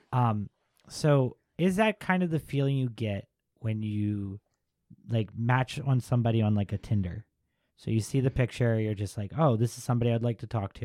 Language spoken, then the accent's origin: English; Baltimore, Maryland, United States; I grew up in Baltimore